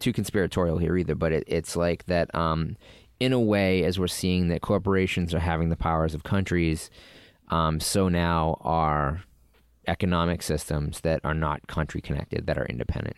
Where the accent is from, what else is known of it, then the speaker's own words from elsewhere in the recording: Boston, Massachusetts, United States; I'm from Boston